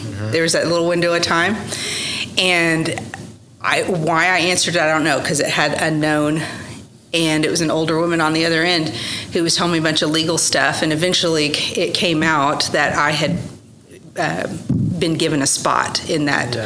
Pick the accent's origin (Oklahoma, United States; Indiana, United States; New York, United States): Oklahoma, United States; Oklahoma City; also born or lived in Norman, Oklahoma / Dallas, Texas; I was born in Norman, Oklahoma, and I attended school in more public schools in South Oklahoma City. I went to Westmore High School